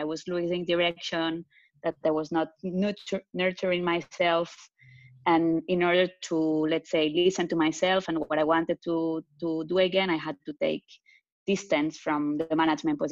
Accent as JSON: {"language": "English", "town": "Barcelona", "region": "Catalonia", "country": "Spain", "tie": "born or raised there", "also_born_or_lived": "France / Tel Aviv, Israel", "accent": "Spanish", "second_language": "English", "moved": "as an adult", "lives_now": "Zurich, Switzerland", "said": "I'm originally Spanish, for the ones that didn't get the accent yet, which is probably not no one. I was born in France, but grew up in Barcelona."}